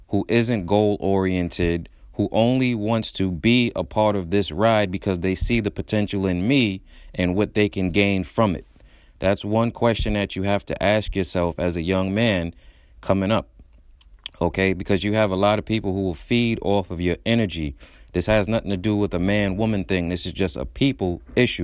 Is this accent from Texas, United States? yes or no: no; New York City, New York, United States; I'm from Brooklyn, uh, Brownsville, to be more exact